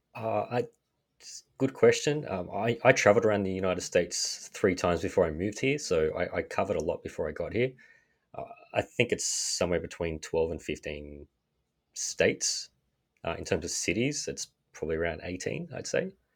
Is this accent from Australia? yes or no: yes; Australia; accent: Australian; moved away as an adult; now in New York, United States; As you can tell from my accent, I am Australian.